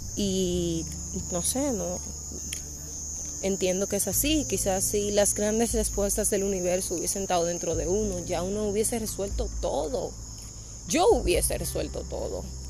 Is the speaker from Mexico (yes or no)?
no; Dominican Republic; now in Punta Cana, Dominican Republic; soy de República Dominicana. Aunque vivo y trabajo en Punta Cana, pues mi familia y todos están en Santo Domingo.